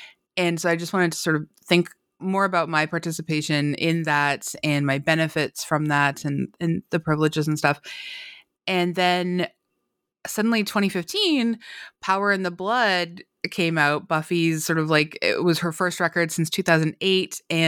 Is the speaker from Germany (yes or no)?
no; Canada; I'm Canadian, and so I think like a lot of Canadians